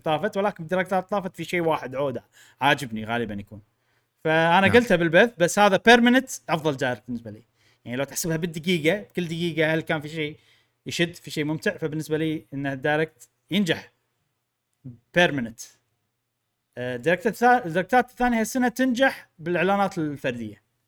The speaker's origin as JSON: {"language": "Arabic", "country": "Kuwait", "said": "عندنا بالكويت"}